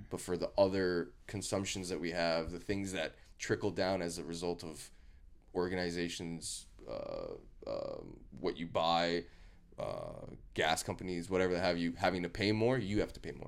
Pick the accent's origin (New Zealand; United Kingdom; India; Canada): Canada; I'm Canadian